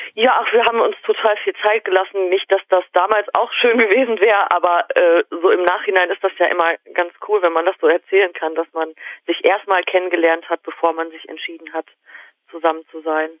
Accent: Germany; in diesem Dorf gelebt, da in dem wir äh, gewohnt haben

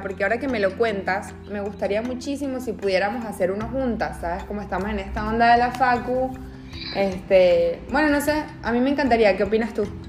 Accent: Venezuela; now in Argentina; yo soy de Venezuela

